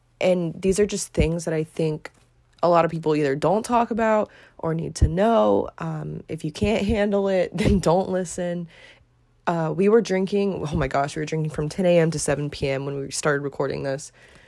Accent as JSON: {"language": "English", "town": "DeLand", "region": "Florida", "country": "United States", "said": "We are both townies from DeLand."}